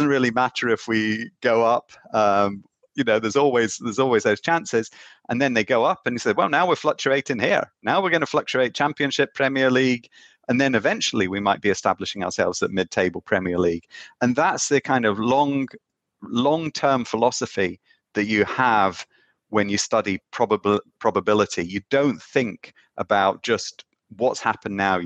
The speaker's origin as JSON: {"language": "English", "region": "Scotland", "country": "United Kingdom", "tie": "born or raised there", "said": "I grew up in Scotland"}